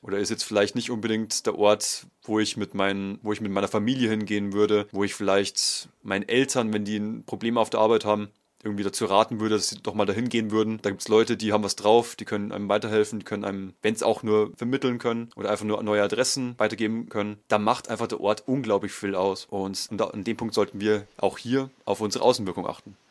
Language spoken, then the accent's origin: German; Bavaria, Germany; bei uns in Bayern